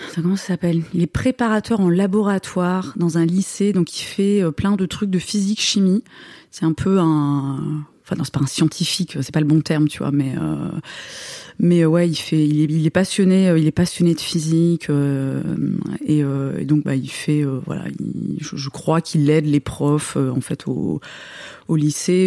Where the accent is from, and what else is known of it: Moselle, Grand Est, France